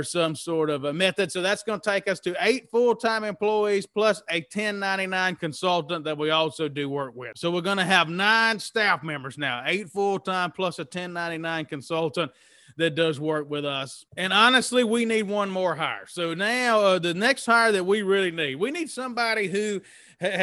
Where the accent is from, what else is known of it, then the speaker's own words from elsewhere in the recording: Mississippi, United States; moved away; also born or lived in Lafayette, Louisiana / New Orleans; I was raised in Mississippi